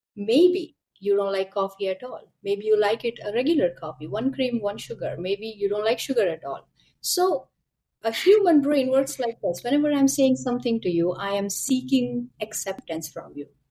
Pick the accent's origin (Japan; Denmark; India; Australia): India; moved away as an adult; now in Canada; I am born and brought up in India, and I moved to Canada a couple of years back, maybe six, seven